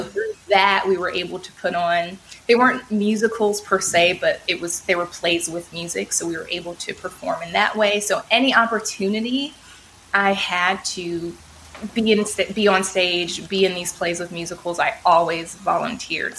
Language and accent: English; Oakland, California, United States; I'm born and raised in Oakland, California